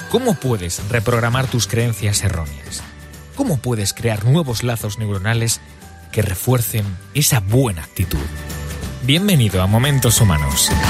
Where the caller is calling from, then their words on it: Madrid, Community of Madrid, Spain; de Madrid.